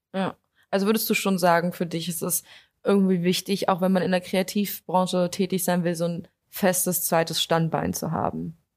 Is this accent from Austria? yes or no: no; Potsdam, Brandenburg, Germany; also born or lived in Berlin; ich studiere zwar in Berlin, aber ich komme eigentlich aus Potsdam